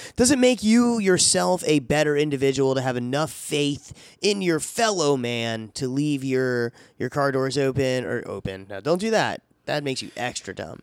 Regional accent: DeBary, Florida, United States; I was growing up in DeBerry down there in Florida

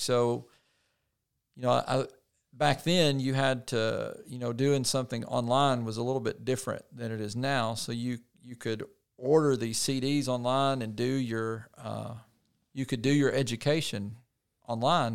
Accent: Poinsett County, Arkansas, United States; I grew up in Poinsett County in, uh, Painway

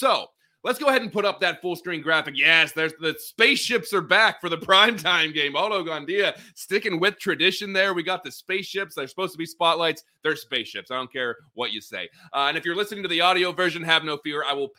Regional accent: near Punxsutawney, Pennsylvania, United States; moved away; I grew up near Punxsutawney, Pennsylvania

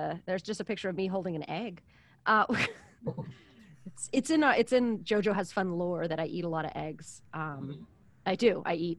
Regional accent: East Coast, United States; I'm from the East Coast.

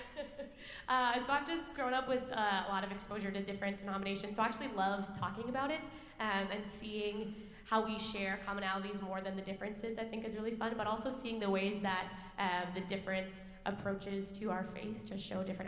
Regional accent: Roseville, Minnesota, United States; also born or lived in White Bear Lake, Minnesota; I grew up in the Roseville and White Bear areas.

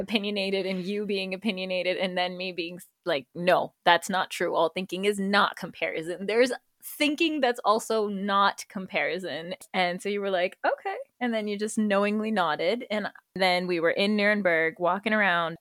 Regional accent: Karachi, Sindh, Pakistan; moved away as an adult; also born or lived in United States; now in Freiburg, Germany; I am Pakistani American, born in the U S, raised in Karachi, Pakistan

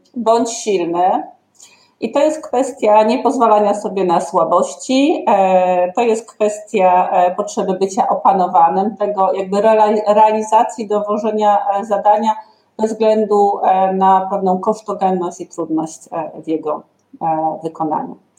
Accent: Ustrzyki Dolne, Subcarpathian Voivodeship, Poland; born or raised there

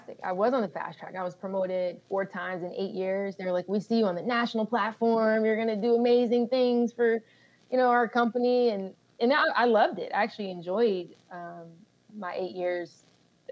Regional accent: Colorado Springs, Colorado, United States; also born or lived in Germany; I was born in Germany, but we went to Colorado Springs afterwards. So I actually grew up in Colorado Springs

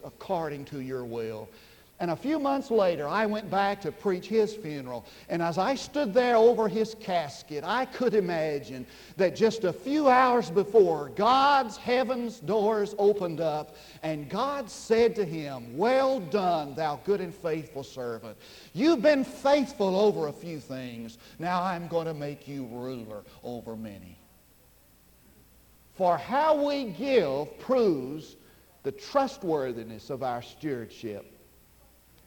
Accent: Munday, Texas, United States; now in Durant, United States; I went back to my hometown

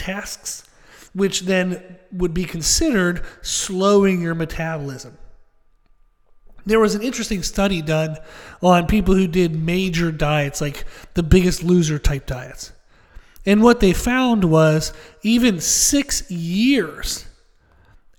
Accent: Pennsylvania, United States; Where I grew up in Pennsylvania, I grew up in kind of the middle of nowhere

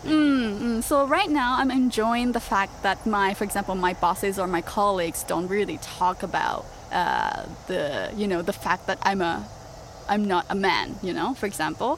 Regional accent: Osaka, Japan; English is a second language; moved away as an adult; also born or lived in Canada; now in Tokyo, Japan; I was born and raised in Osaka

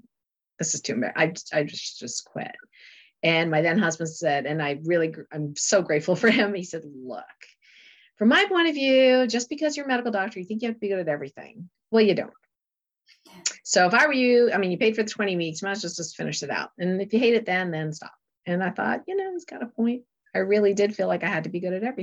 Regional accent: Canada; moved away as an adult; also born or lived in Lake Placid, New York; when I moved to Lake Placid from Canada

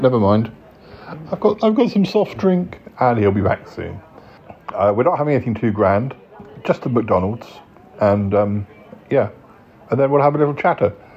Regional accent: Salisbury, South West England, United Kingdom; moved away; when I come back to my parents, it's always good to have more friends in my hometown

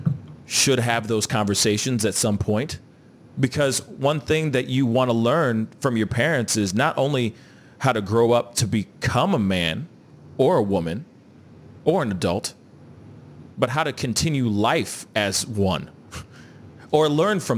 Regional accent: United States; I'm a Haitian American, first generation Haitian American. My father was a workaholic. all he did was work. But I understand, as a kid growing up in America

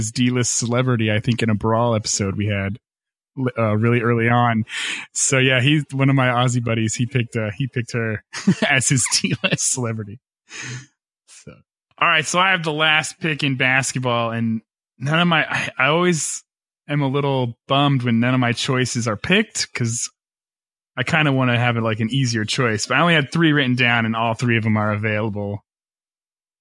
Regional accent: Flint, Michigan, United States; I was born in Flint, Michigan

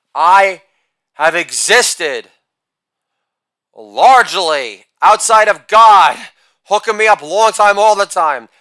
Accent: New York, United States; I'm a New Yorker

